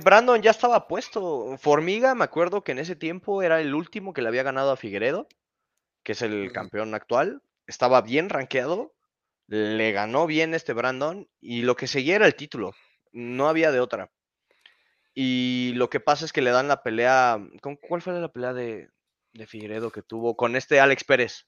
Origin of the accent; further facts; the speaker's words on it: Mexico; como mexicano.